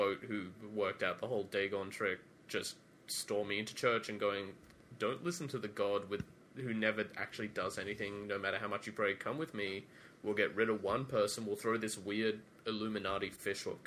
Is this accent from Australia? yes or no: yes; Australia; I'm Australian.